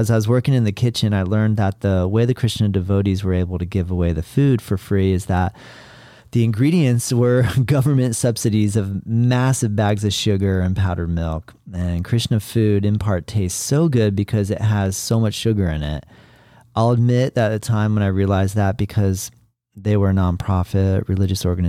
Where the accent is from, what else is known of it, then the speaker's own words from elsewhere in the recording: Florida, United States; I was in my home state of Florida